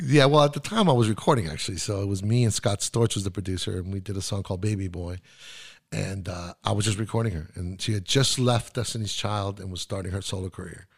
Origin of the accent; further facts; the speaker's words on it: Santiago, Santiago Metropolitan Region, Chile; first language Spanish; English is a second language; moved away; also born or lived in Miami / New York; I was born in Santiago, Chile.